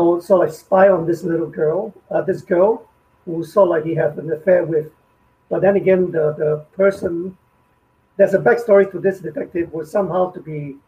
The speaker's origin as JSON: {"language": "English", "country": "Singapore", "said": "when I came out from the National Service in Singapore. So we have to serve the army for 2 years"}